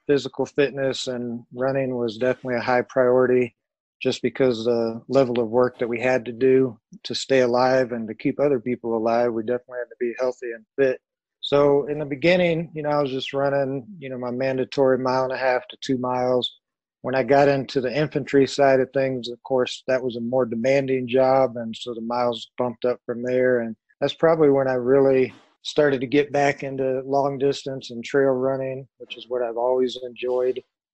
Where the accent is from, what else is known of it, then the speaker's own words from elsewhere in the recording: San Antonio, Texas, United States; also born or lived in Austin; Originally born in Austin, Texas, grew up in San Antonio, and was also a military brat.